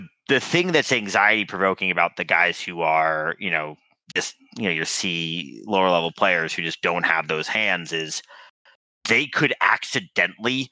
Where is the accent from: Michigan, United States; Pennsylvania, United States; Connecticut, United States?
Connecticut, United States; Stamford; I grew up in Stamford, Connecticut